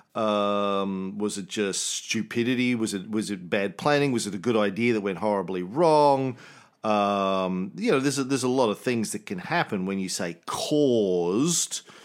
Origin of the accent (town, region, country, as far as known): Australia